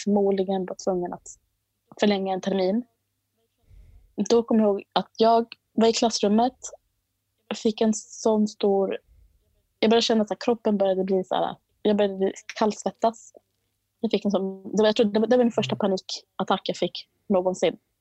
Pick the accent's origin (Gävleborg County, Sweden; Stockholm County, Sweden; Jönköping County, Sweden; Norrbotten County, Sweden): Stockholm County, Sweden; Botkyrka; Jag är uppvuxen i Botkyrka